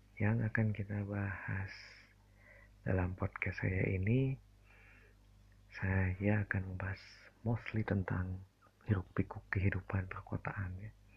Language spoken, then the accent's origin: Indonesian; Bandung, West Java, Indonesia; Saya asli Bandung